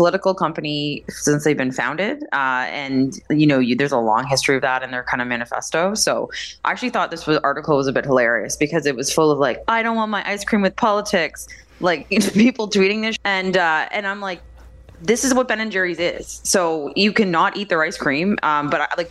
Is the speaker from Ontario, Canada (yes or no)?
yes; Windsor, Ontario, Canada; moved away; I'm from the Windsor area growing up